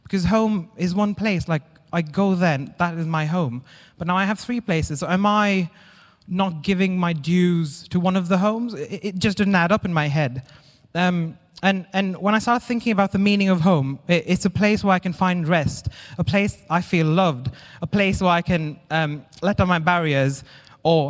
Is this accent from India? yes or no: yes; India; moved away as an adult; now in Derby, United Kingdom; I'm originally from India, and when I was younger, really young, I wasn't coping very well with school. So I moved away from my parents to go and live with my grandparents to a different school in a different city